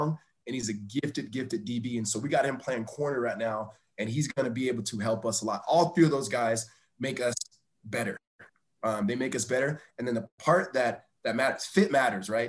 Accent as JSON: {"language": "English", "region": "Southern California", "country": "United States", "tie": "born or raised there", "also_born_or_lived": "Arizona", "moved": "yes", "lives_now": "Reno, United States", "said": "I grew up in Southern California"}